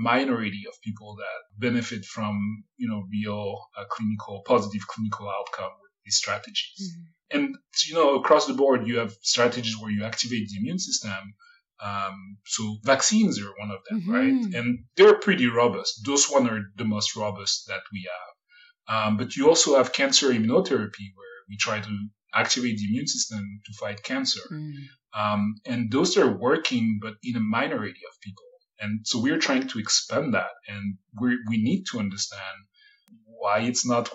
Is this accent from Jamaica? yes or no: no; Paris, Île-de-France, France; moved away as an adult; now in San Francisco, United States; I was born in Paris and in Paris area. And I grew up around Paris